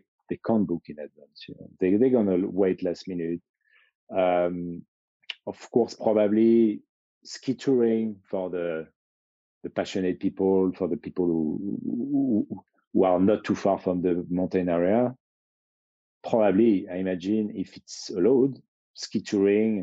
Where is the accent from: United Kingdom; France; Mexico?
France; Chamonix, Auvergne-Rhône-Alpes; I grew up in Chamonix.